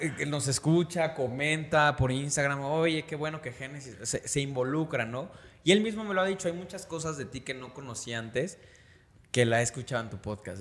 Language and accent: Spanish; Mexico City, Mexico; nosotros somos de la Ciudad de México, es el centro de la República Mexicana